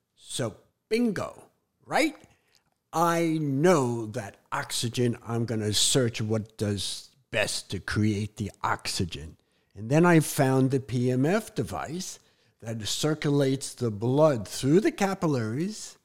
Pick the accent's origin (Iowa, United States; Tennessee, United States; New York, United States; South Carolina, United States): New York, United States; New York City; moved away; Growing up in New York City